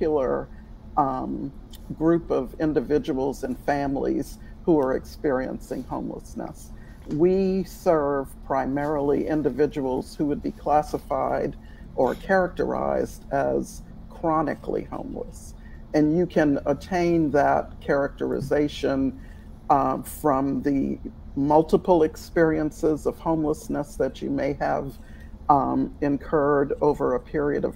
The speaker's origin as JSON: {"language": "English", "town": "New Orleans", "region": "Louisiana", "country": "United States", "tie": "born or raised there", "moved": "yes", "lives_now": "Atlanta, United States", "said": "I grew up in New Orleans"}